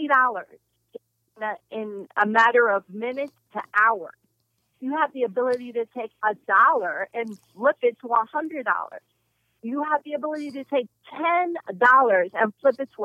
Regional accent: New York, United States; now in Atlanta, United States; I'm from New York, you know, where me and Karen met when we were 14

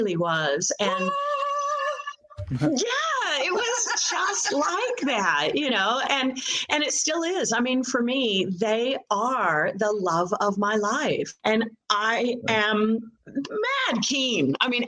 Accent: Valley of Enchantment, California, United States; moved away as an adult; also born or lived in Palm Springs, California; now in Tasmania, Australia; Yeah, born and raised in California. You know, born in Palm Springs, raised in a little town outside of LA called Valley of Enchantment. Yes, it's true. I was raised in Valley of Enchantment.

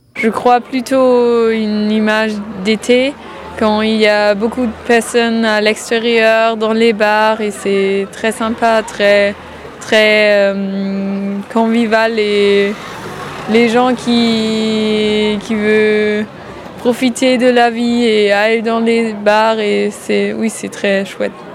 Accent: Saarbrücken, Saarland, Germany; French is a second language; moved away as an adult; now in Nantes, France; je viens de Sarrebruck, c'est la ville jumelée avec Nantes

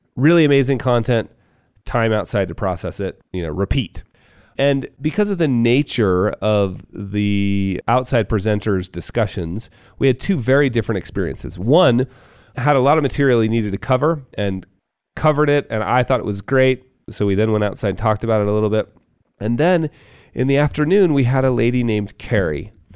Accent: Park City, Utah, United States; here in my hometown of Park City

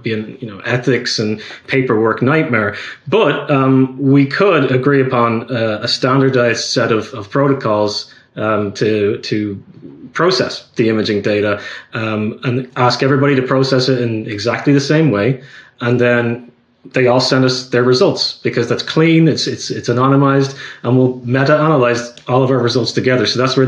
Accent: Ireland; accent: Irish; I've been told recently that I'm losing my accent, so I'm going to try and make an effort to sound more Irish today.

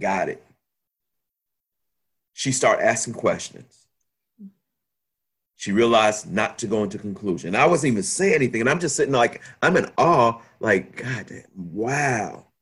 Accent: Chicago, Illinois, United States; also born or lived in France; I'm from Chicago

